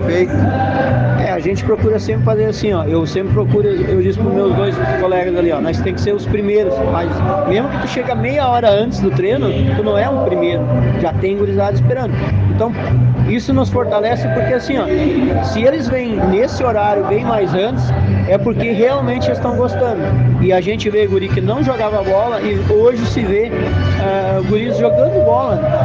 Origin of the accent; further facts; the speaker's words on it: Padilha, Rio Grande do Sul, Brazil; a gente é aqui da Padilha